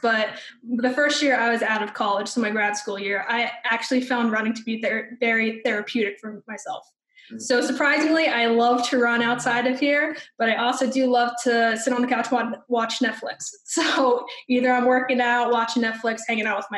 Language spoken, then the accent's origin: English; Wilkes-Barre, Pennsylvania, United States; grew up in South Wilkes-Barre, so I'm faithful to Gerry's